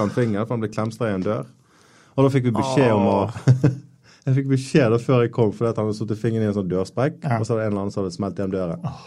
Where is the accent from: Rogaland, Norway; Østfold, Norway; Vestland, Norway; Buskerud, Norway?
Vestland, Norway; Bergen; jeg vokste opp eh, på Søreide